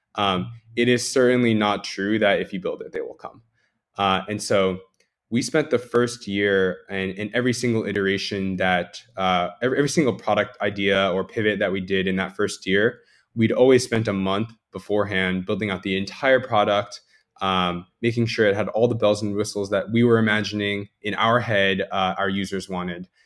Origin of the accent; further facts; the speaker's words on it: New Jersey, United States; moved away; I grew up in Jersey my entire life